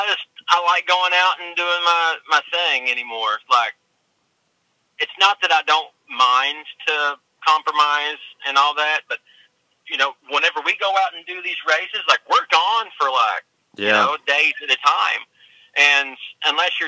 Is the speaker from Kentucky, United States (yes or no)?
yes; Elkhorn City, Kentucky, United States; moved away as an adult; now in Pennsylvania, United States; originally I'm from a little town in eastern Kentucky called Elkhorn City